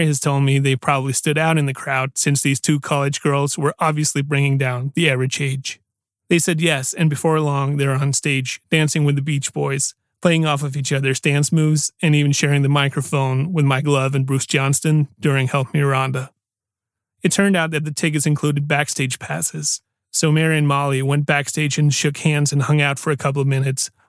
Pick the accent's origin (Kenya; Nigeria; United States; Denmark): Denmark; Aarhus, Central Denmark Region; my hometown of Aarhus